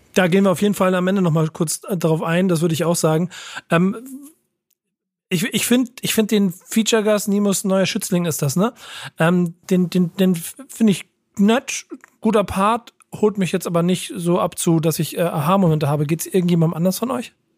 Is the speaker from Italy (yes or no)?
no; Hamburg, Germany; in Hamburg geboren und äh, auch Familienbaumstamm äh, entsprechend ähm, hamburgerisch.